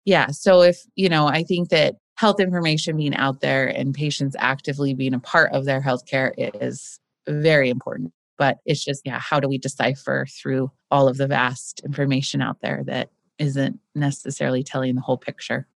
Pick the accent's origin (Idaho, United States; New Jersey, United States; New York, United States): Idaho, United States; Boise; my growing up in Boise